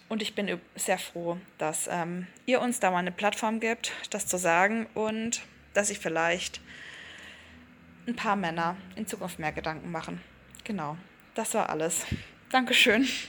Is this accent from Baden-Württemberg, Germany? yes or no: yes; Black Forest, Baden-Württemberg, Germany; moved away as an adult; also born or lived in Berlin; wieder zurückzugehen in den Schwarzwald, in meine Heimat